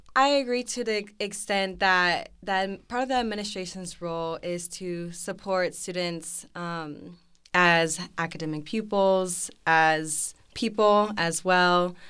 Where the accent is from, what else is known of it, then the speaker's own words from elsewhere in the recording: Arlington, Texas, United States; I'm a senior, um, from Arlington, Texas